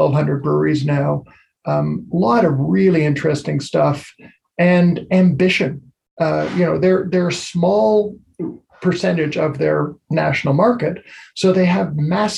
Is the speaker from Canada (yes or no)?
yes; Canada; my home country